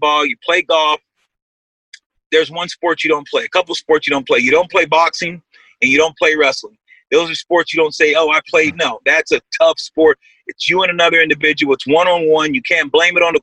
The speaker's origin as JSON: {"language": "English", "town": "Lemoore", "region": "California", "country": "United States", "said": "I'm from the Central Valley, Lemoore, California, which is 30 miles south of Fresno"}